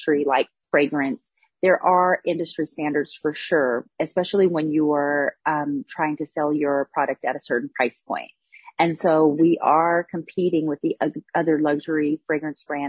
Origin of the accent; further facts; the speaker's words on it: San Francisco Bay Area, California, United States; I grew up in the San Francisco Bay Area, and I was around lots of water, obviously, the bay